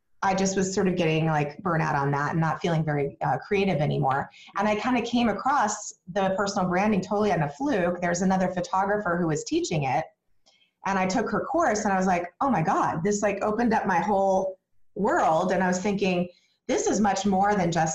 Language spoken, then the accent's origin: English; Arizona, United States; moved away; I was originally from Arizona, and I came here years and years ago